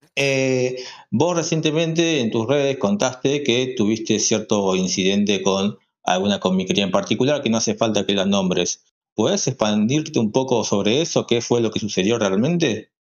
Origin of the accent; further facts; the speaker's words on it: Córdoba, Argentina; somos de Córdoba